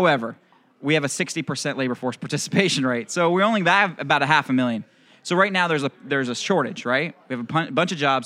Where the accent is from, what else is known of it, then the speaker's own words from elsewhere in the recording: Florida, United States; I grew up in Florida. So I'm from the great state of Florida